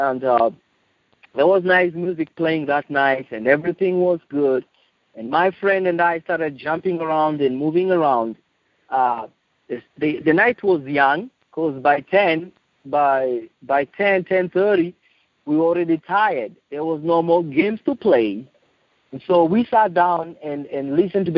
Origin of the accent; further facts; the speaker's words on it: Nairobi, Kenya; I'm from Nairobi, Kenya. I was born in Nairobi, Kenya 39 years ago